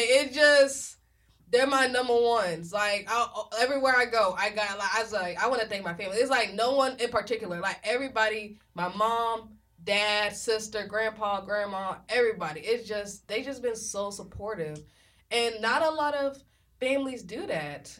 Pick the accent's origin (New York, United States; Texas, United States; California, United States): Texas, United States; Galveston; I'm from Galveston, Texas